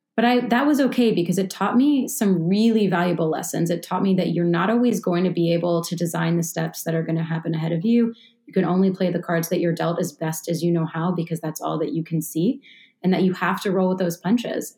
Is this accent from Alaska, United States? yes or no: no; Baltimore, Maryland, United States; being 18 when I grew up in Baltimore and going to the 18 and up clubs